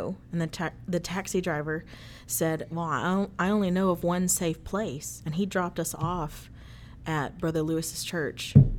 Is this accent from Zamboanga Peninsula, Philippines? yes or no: no; Manila, Metro Manila, Philippines; born there; So I was born in Manila, Philippines.